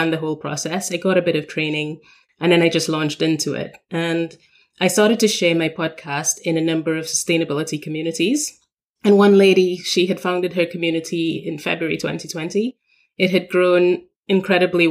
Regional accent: Trinidad & Tobago; moved away as an adult; now in London, United Kingdom; I come from Trinidad and Tobago. We are considered a small island developing state

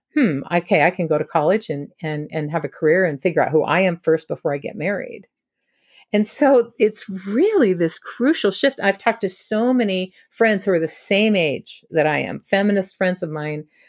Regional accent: Washington, United States; I grew up in Washington state.

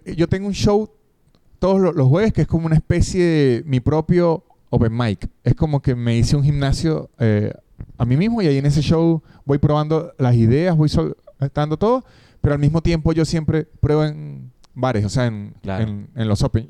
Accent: San Cristóbal, Táchira, Venezuela; also born or lived in Caracas; now in Argentina; yo no soy de Caracas, la capital de, Venezuela, yo soy de San Tobal

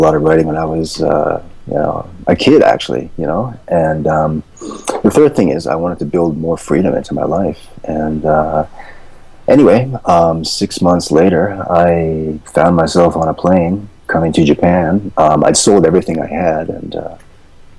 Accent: East Coast, Canada; moved away as an adult; also born or lived in Vancouver, Canada; I'm from Canada, by the way. I came from the East Coast, but I was living in Vancouver at the time.

